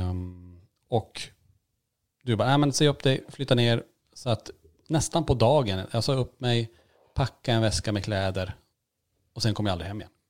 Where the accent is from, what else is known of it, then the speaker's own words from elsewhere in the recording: Norrland, Sweden; Och, eh, inte bara att vi är från Norrland och, och sega ibland kanske, utan att man även har ett lugn.